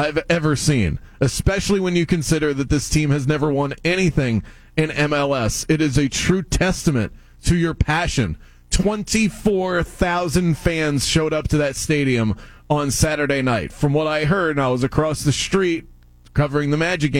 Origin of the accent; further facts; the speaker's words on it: South Florida, United States; growing up in South Florida and then coming here